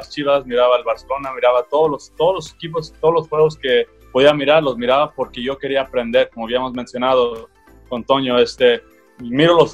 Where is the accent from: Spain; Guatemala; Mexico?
Mexico; yo pienso que ellos obviamente saben que soy mexicano